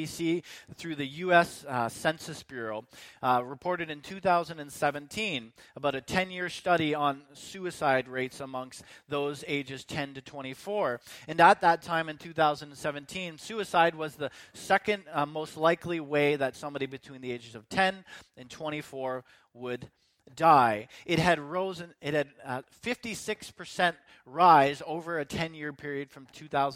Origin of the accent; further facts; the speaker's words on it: Canada; my citizenship to Canada